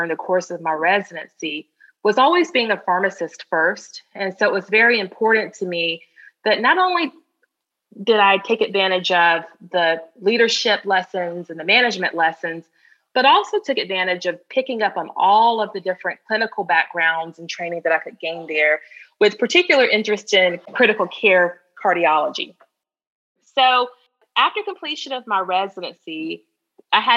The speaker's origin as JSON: {"language": "English", "town": "Augusta", "region": "Georgia", "country": "United States", "tie": "born or raised there", "said": "I am a Georgia native. I grew up right outside of Augusta, Georgia"}